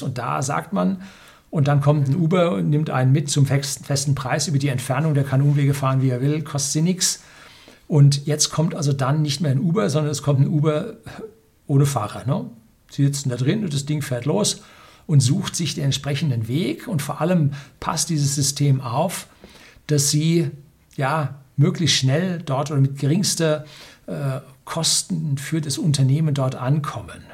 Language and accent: German; Germany; bei uns in Deutschland